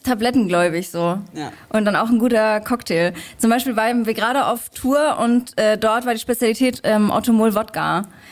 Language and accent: German; Leipzig, Saxony, Germany; ich komme aus Leipzig